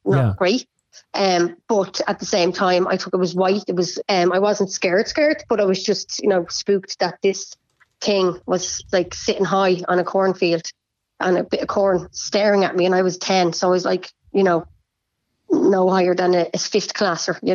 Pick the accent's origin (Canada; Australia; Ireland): Ireland; Bray, Leinster; I'm from Bray